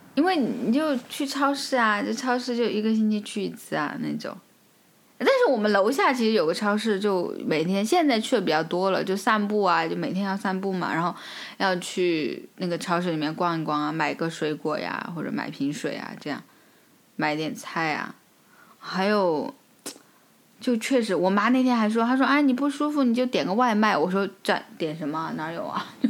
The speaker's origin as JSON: {"language": "Chinese", "country": "China", "moved": "yes", "lives_now": "France", "said": "像我们中国人交友就是那个涟漪嘛"}